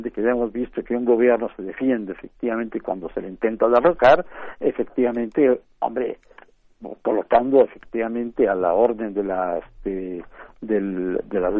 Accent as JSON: {"language": "Spanish", "country": "Mexico", "said": "No sé nosotros como mexicanos sabemos muy bien efectivamente cómo actúa."}